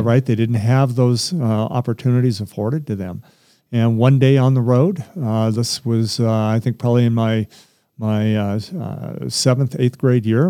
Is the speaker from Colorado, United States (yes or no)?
yes; Littleton, Colorado, United States; also born or lived in Huntington Beach, California; I'm from Littleton. As I'm an old Littleton guy, and grew up for most of my years here.